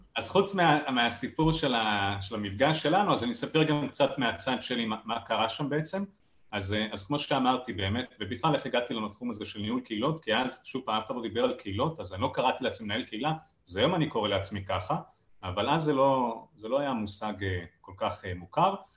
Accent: Israel

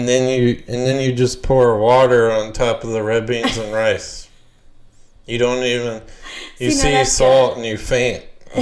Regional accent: Louisiana, United States; And I'm from Louisiana.

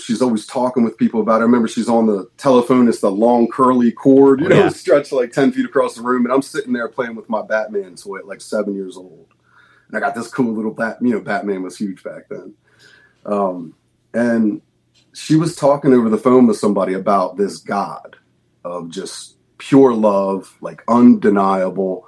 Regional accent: outside of Philadelphia, Pennsylvania, United States; I'm the youngest of three, and we grew up outside of Philadelphia

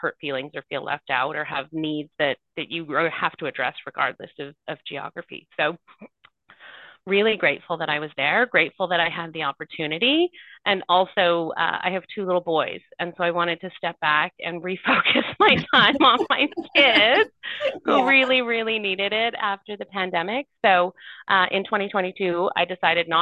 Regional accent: Curve Lake First Nation, Ontario, Canada; We've got about 2,000 members, give or take, but not all of our members live in our community

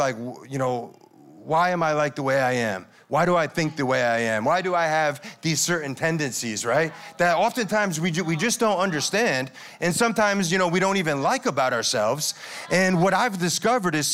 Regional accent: Connecticut, United States; moved away as an adult; my hometown in Connecticut

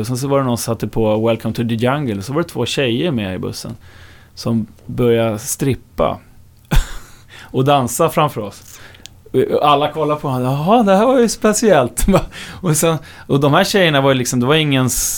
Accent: Upplands Väsby, Stockholm County, Sweden; om man ska vara helt noggrann så är jag väl från Upplands Väsby. Ja. Men det hör ju ändå till Storstockholm

